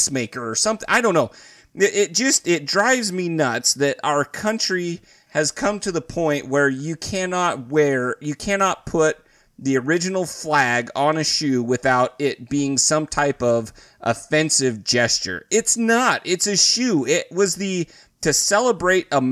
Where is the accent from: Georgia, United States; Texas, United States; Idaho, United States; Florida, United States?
Idaho, United States; I grew up in Idaho.